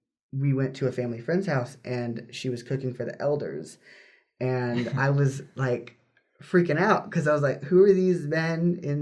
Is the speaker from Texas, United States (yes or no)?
no; Arkansas, United States; also born or lived in California; I grew up in Arkansas, born in California, grew up in Arkansas.